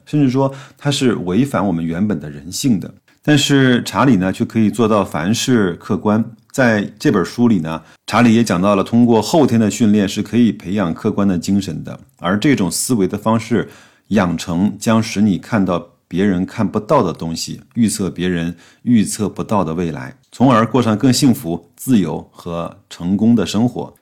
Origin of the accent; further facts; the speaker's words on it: China; 我们中国人做事情相对是比较严谨和保守的